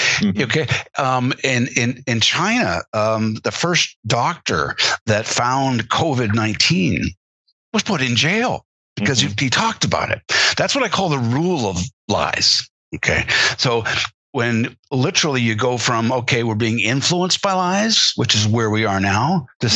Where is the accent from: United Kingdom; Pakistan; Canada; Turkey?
Canada; as a Canadian, uh, growing up